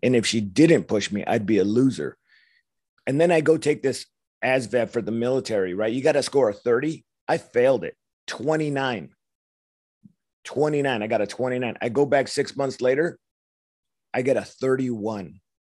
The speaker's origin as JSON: {"language": "English", "town": "Los Angeles", "region": "California", "country": "United States", "tie": "born or raised there", "said": "I grew up in Los Angeles, young punk kid"}